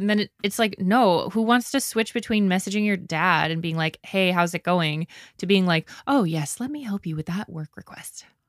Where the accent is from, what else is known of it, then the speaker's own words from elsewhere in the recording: Canada; I'm Canadian